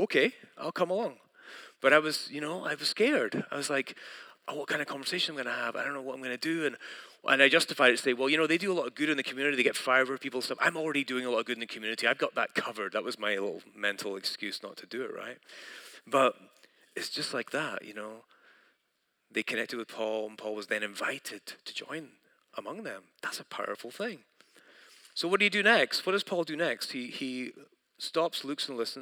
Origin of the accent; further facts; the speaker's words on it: United Kingdom; moved away; I'm from Britain